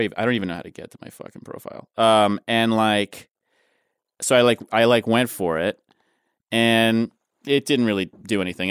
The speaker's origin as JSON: {"language": "English", "town": "New York City", "region": "New York", "country": "United States", "tie": "born or raised there", "moved": "as an adult", "lives_now": "Los Angeles, United States", "said": "I grew up in Manhattan"}